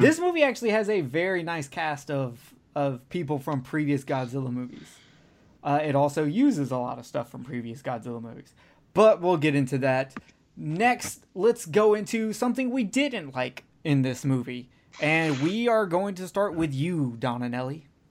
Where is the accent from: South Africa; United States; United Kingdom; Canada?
United States; as an American